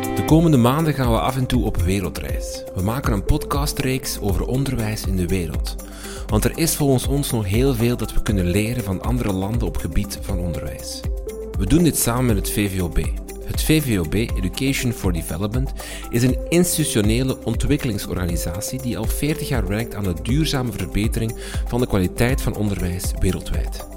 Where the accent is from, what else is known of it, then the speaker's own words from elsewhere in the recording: Flanders, Belgium; bij ons in Vlaanderen